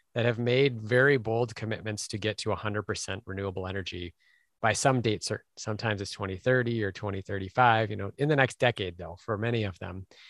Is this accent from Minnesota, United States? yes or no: yes; Minneapolis, Minnesota, United States; Minneapolis instead, which is my hometown